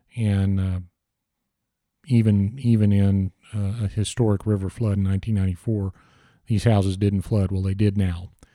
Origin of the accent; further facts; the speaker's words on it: Texas, United States; we're Texans